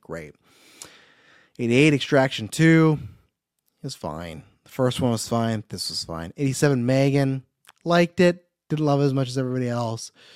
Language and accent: English; Kelowna, British Columbia, Canada; my hometown, right here in Kelowna.